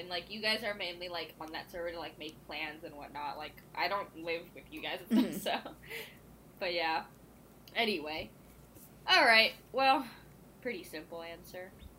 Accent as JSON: {"language": "English", "country": "India", "tie": "born or raised there", "said": "I don't think I would, like, recognize the version of myself that was born and raised in India, you know?"}